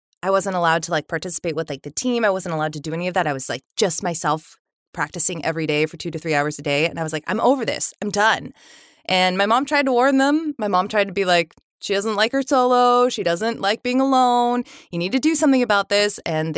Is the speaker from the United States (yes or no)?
yes; Sacramento, California, United States; We moved around a little bit when I was young, and then we ended up in Sacramento. So I grew up mostly in Sacramento